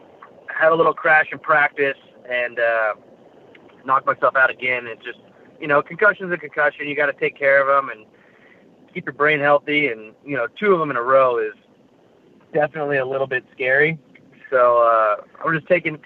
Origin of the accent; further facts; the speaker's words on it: Salinas, California, United States; I was born in Salinas, California, so the mecca of, I guess, flat trackers, where the fast guys come from